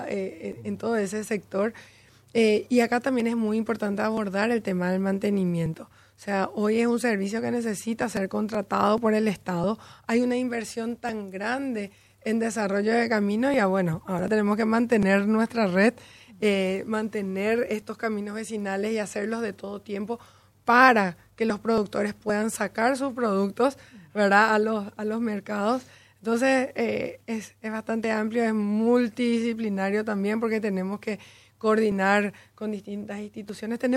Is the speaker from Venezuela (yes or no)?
no; Paraguay; moved away as an adult; also born or lived in Chile / United States